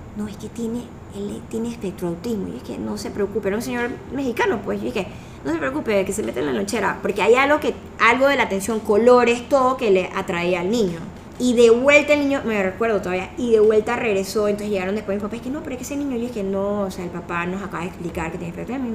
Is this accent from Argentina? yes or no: no; Colombia; now in Panama; somos aquí colombianos también